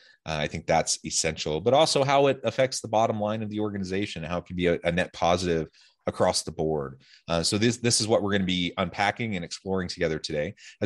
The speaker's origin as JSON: {"language": "English", "town": "Salem", "region": "Oregon", "country": "United States", "lives_now": "Utah, United States", "said": "Of course, I'm from Salem, Oregon, and I love the Portland area."}